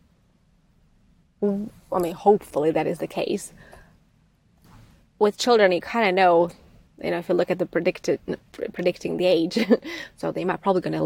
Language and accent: English; Czechia; moved away; I'm coming from Czech Republic or Czechoslovakia back then